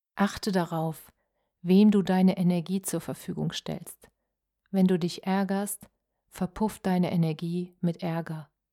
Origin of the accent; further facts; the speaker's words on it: Germany; als Deutsche